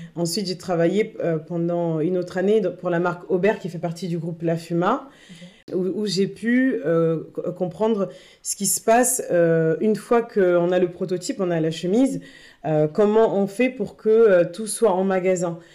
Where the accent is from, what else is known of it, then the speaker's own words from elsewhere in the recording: Tourcoing, Hauts-de-France, France; moved away as an adult; also born or lived in Bordeaux; now in Paris, France; je suis née à Bordeaux, ensuite j'ai vécu à Tourcoing